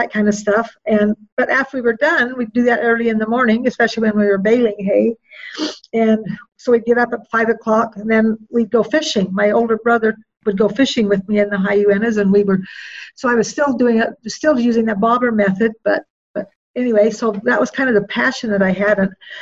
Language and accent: English; Roosevelt, Utah, United States; Born and raised in Roseville, Utah.